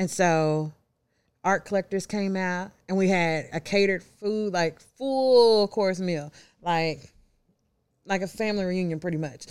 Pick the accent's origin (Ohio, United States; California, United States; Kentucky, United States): Kentucky, United States; Louisville; moved away as an adult; now in Memphis, United States; I'm originally from Louisville, Kentucky, born and raised.